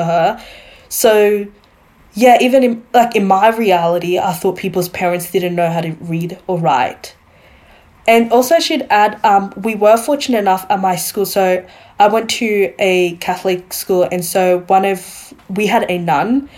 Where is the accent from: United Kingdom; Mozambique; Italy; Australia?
Australia; Queensland; also born or lived in Democratic Republic of the Congo; I came in Australia as five